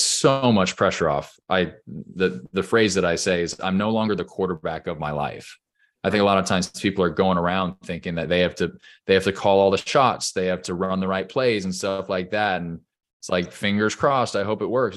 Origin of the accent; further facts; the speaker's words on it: Orange County, California, United States; moved away as an adult; also born or lived in Los Angeles, California; now in Nashville, United States; I obviously live in Nashville, Tennessee today, but I grew up in Orange County, California